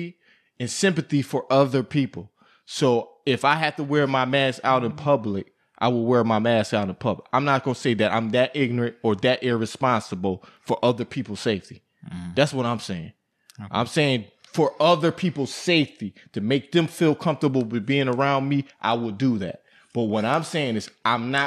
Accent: Buffalo, New York, United States; I come from Buffalo, New York, where we done seen everything in Buffalo, New York

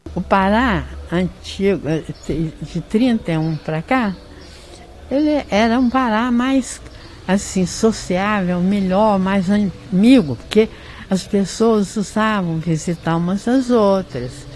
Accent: Pará de Minas, Minas Gerais, Brazil; a minha cidade natal que eu amo de paixão. Gosto muito daqui e tem prazer de ter nascido aqui

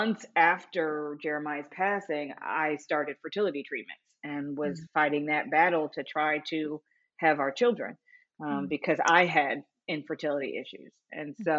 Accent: Los Angeles, California, United States; I'm from Los Angeles, California, and I'm a widow.

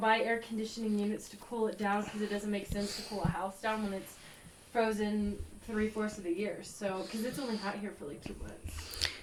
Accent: Texas, United States; I'm from Texas

